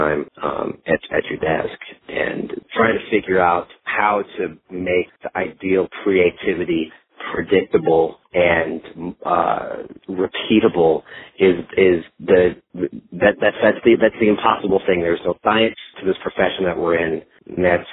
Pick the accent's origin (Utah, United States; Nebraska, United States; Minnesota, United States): Minnesota, United States; now in Dallas, United States; I grew up in Minnesota and spent a lot of time in the outdoors and camping